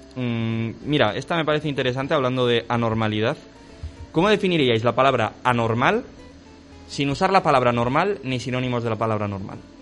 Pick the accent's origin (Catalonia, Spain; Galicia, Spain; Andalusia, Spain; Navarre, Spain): Navarre, Spain; somos de Navarra